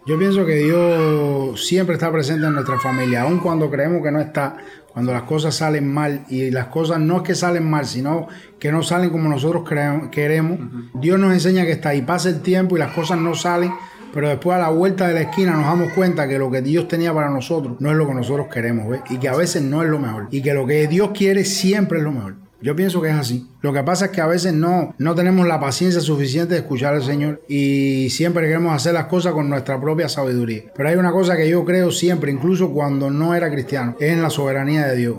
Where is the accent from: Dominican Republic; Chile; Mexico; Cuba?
Cuba; yo era como los cubanos típicos